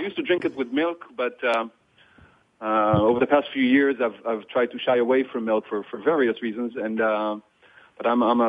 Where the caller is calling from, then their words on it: Kfar Saba, Central District, Israel; So I'm currently at home in Kfar Saba, is a suburb of Tel Aviv.